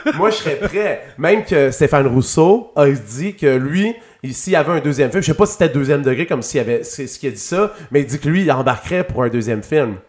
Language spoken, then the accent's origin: French; Saguenay, Quebec, Canada; j'ai grandi au Saguenay